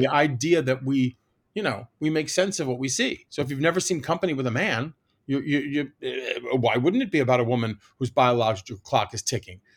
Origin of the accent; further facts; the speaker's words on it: Washington, District of Columbia, United States; I grew up in Washington, D C